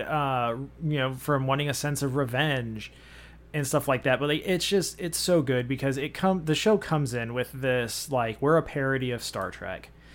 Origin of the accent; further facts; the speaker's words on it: United States; we're American